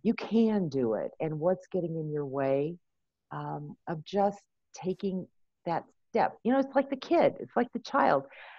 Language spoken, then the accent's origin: English; California, United States; now in Colorado Springs, United States; I'm a transplant from California, so I lived there for many years.